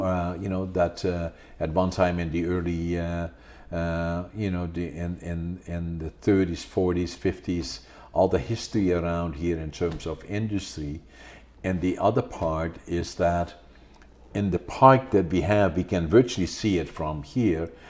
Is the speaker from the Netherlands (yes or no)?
yes; Netherlands; now in Prince George, Canada; I was born in Holland